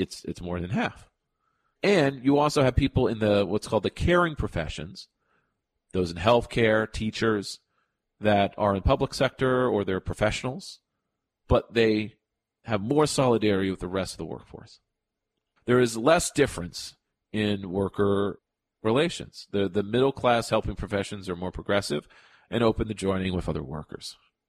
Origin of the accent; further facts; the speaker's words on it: Fair Lawn, New Jersey, United States; The Fairlawn Ambulance Corps in my hometown of Fairlawn, New Jersey, is an independent nonprofit